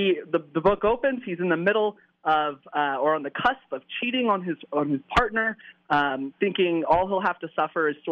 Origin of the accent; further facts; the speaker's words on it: the South, United States; moved away; I'm originally from the South